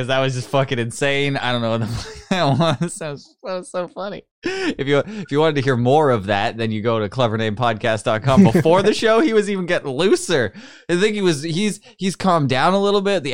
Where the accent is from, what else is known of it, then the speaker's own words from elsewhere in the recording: Newfoundland and Labrador, Canada; I'm like English, and I'm from Newfoundland